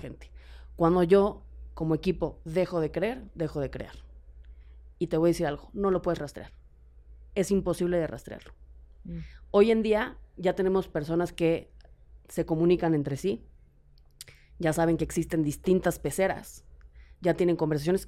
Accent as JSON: {"language": "Spanish", "country": "Mexico", "said": "En México"}